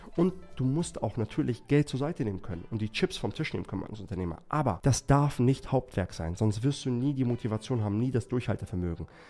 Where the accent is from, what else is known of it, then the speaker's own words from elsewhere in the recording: Erbil, Kurdistan Region, Iraq; moved away; in Erbil, in meiner Heimatstadt